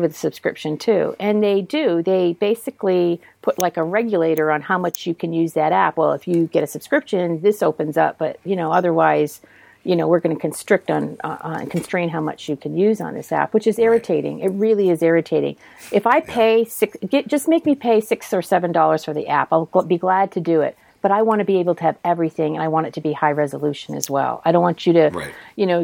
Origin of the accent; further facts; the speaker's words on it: Massachusetts, United States; where I was born in Massachusetts. So we are native Bay Staters.